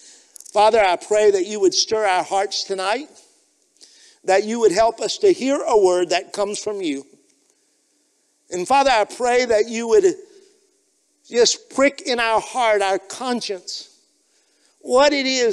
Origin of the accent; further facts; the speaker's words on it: Liberia; But growing up in Liberia, we did life together and we walked on the path of life together.